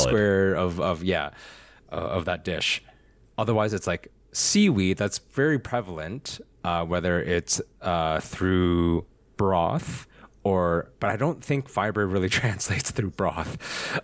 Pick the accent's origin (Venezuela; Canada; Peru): Canada; Alberta; I'm from Alberta.